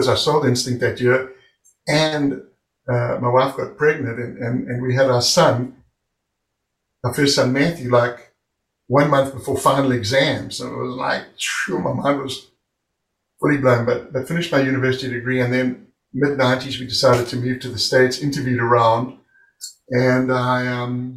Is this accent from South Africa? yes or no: yes; South Africa; moved away as an adult; I'm over from South Africa